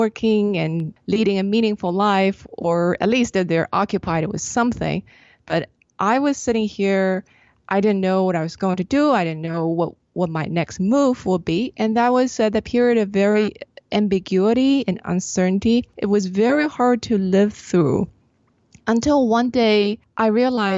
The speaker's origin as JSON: {"language": "English", "country": "China", "tie": "born or raised there", "said": "I grew up in China."}